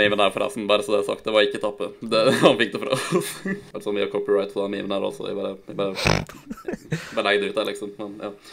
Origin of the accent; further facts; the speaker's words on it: Nordmøre, Møre og Romsdal, Norway; now in Ålesund, Norway; jeg er fra Nordmøre, ikke sant, selv om jeg bor på Sunnmøre